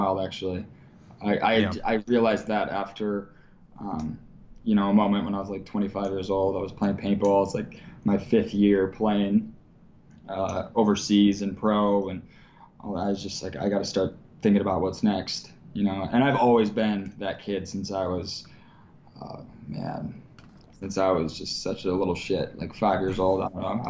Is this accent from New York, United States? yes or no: yes; Long Island, New York, United States; I grew up on Long Island, New York